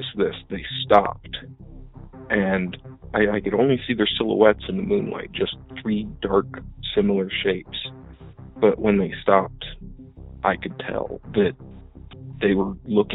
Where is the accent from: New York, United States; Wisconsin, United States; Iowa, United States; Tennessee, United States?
Iowa, United States; born or raised there